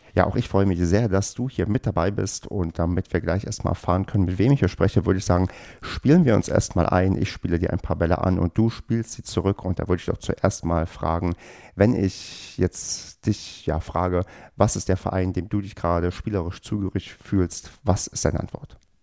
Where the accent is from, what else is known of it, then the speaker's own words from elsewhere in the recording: Brandenburg, Germany; ich bin ja im TVBB groß geworden und zwar in Brandenburg auf dem tiefsten Land